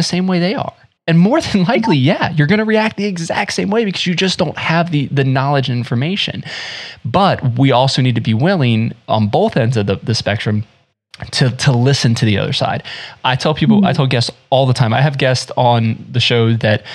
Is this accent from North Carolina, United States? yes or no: yes; Central North Carolina, United States; also born or lived in South Florida; now in Midwest, United States; I lived in South Florida, I was born in South Florida, moved to North Carolina, and we moved there